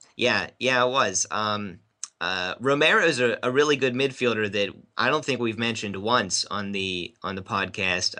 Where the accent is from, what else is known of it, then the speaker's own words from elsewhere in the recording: Pittsburgh, Pennsylvania, United States; growing up in Pittsburgh